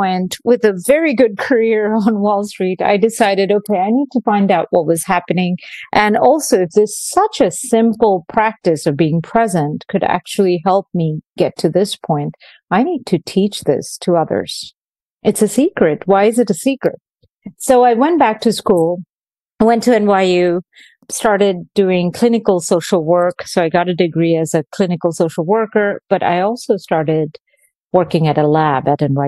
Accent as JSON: {"language": "English", "country": "India", "tie": "born or raised there", "also_born_or_lived": "Venezuela", "moved": "yes", "lives_now": "New York, United States", "said": "I grew up mostly in India, a few years in Venezuela"}